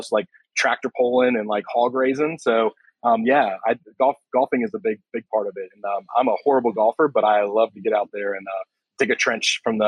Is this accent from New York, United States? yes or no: no; Myrtle Beach, South Carolina, United States; It was okay at best. It's the place that, you know, there's everything to do if you're a tourist and you feel like there's nothing to do as a local.